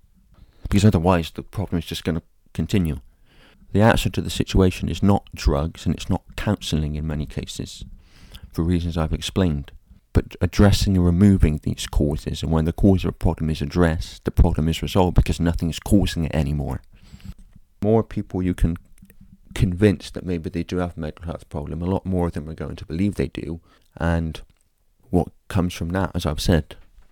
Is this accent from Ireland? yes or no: yes; Ireland; often while cursing because I'm Irish.